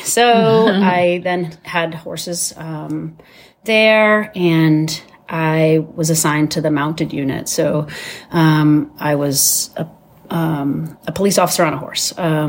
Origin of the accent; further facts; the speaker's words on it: Massachusetts, United States; born there; now in New Hampshire, United States; Hi, I am from New Hampshire. I was born in Massachusetts, and I have lived in New Hampshire for over 25 years.